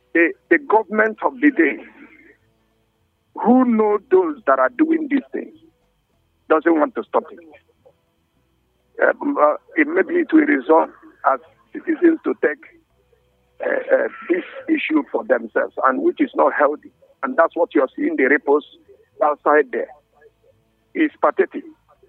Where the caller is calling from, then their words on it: Jos, Plateau, Nigeria; from Refuge here in Jos.